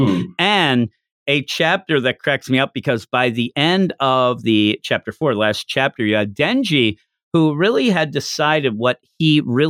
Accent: Philadelphia, Pennsylvania, United States; I'm from the East Coast of the U.S.

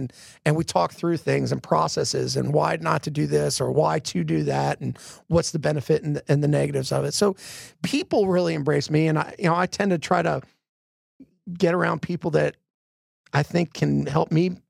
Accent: Philadelphia, Pennsylvania, United States; from Philadelphia, I'm from the Northeast. I tend to rush things a lot.

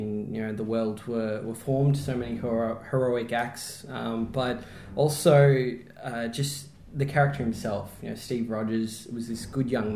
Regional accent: Melbourne, Victoria, Australia; I grew up in Melbourne, so I'm a Melbourne boy, born and bred

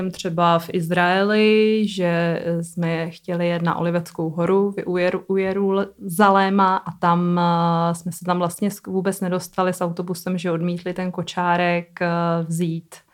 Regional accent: Czechia

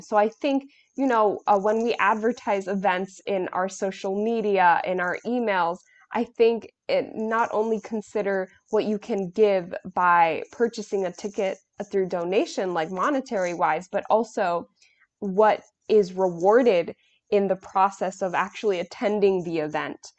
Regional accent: New York, United States; I'm from New York

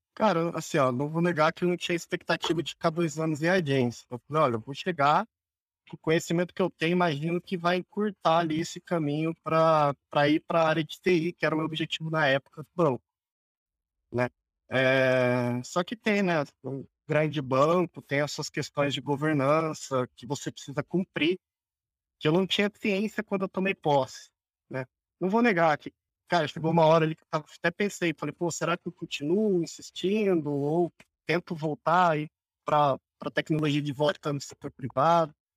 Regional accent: Duartina, São Paulo, Brazil; now in Bauru, Brazil; sou nascido e crescido numa metrópole aqui do interior de São Paulo chamada Duartina

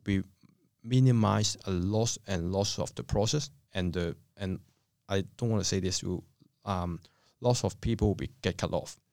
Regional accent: Hong Kong; moved away as an adult; now in Australia; I come from Hong Kong. I came to Australia in two thousand two.

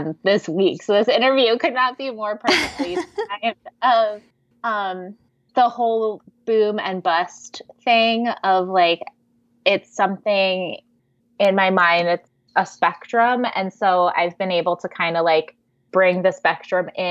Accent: East Coast, United States; moved away as an adult; now in California, United States; move to California, because I grew up on the East Coast

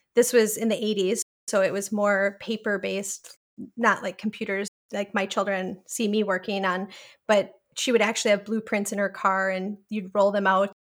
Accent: Milwaukee, Wisconsin, United States; moved away as an adult; also born or lived in Portland, Oregon; I grew up in Milwaukee, Wisconsin

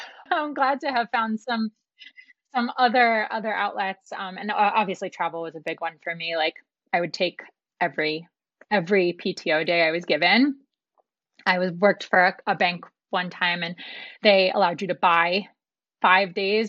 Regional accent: New York City, New York, United States; moved away as an adult; also born or lived in London; I grew up in New York City

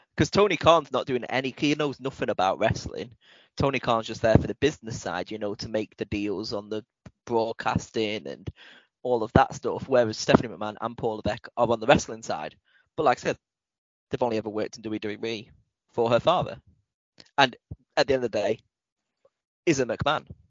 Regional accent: United Kingdom; we are British

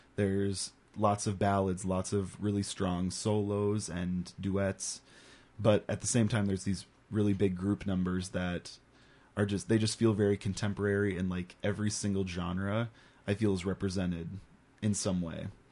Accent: Paradise Community Theater, Minnesota, United States; I grew up on the Paradise stage with Paradise Community Theater, all of the theater camps they would do. when I was really young

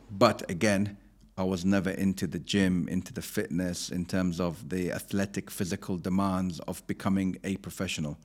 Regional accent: London, United Kingdom; also born or lived in Abu Dhabi, United Arab Emirates; I grew up in West London, so I was very near Chelsea Football Club

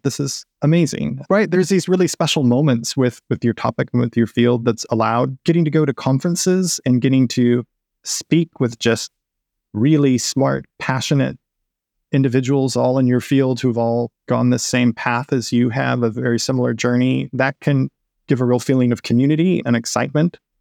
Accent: West Coast, United States; moved away as an adult; also born or lived in Texas; now in Seattle, United States; I've moved from Texas to the Seattle area, where I'm from the West Coast originally. It's my landscape.

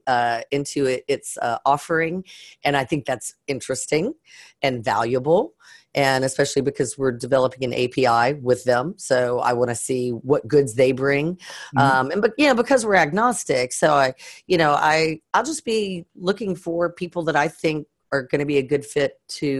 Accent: Southern Louisiana, United States; I was born and raised in Southern Louisiana

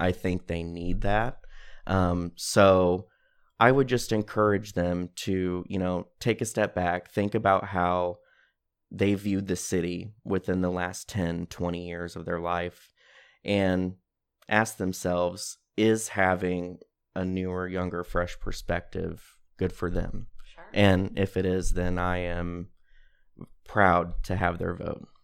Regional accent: Greenville, Illinois, United States; also born or lived in Decatur, Illinois; I grew up in Greenville, lived here, went, you know, went to all the schools here, graduated from Greenville High School in twenty thirteen

